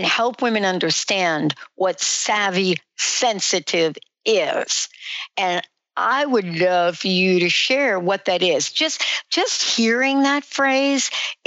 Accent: New Jersey, United States; also born or lived in New York; I'm from New York, was born in New York, grew up in New Jersey

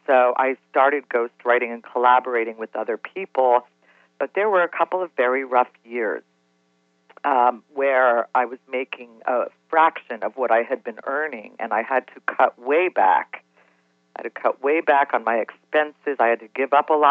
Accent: Cincinnati, Ohio, United States; I grew up in Cincinnati

